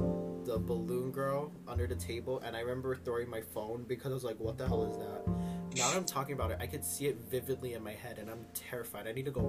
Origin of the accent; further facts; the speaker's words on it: Halawa, Hawaii, United States; I'm from Halava. Like, Halava Correctional Facility.